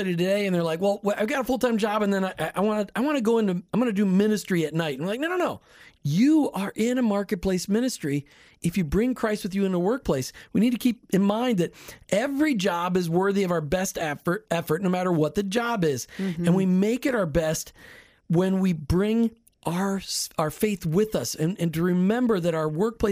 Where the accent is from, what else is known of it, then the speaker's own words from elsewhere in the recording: Minnesota, United States; moved away; I grew up in Minnesota, the frozen tundra.